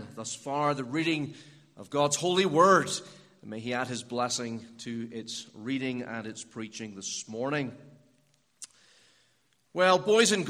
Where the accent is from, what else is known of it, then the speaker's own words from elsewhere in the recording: Northern Ireland, United Kingdom; now in Pittsburgh, United States; you might have guessed from the way I speak that I'm not from America. I'm from Northern Ireland, and that means I'm a British citizen